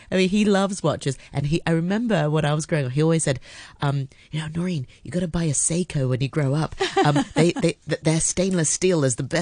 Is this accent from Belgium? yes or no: no; Hong Kong; born or raised there